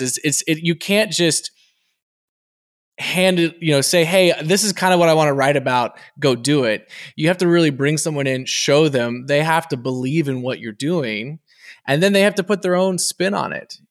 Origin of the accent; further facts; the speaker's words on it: Texas, United States; as a Texan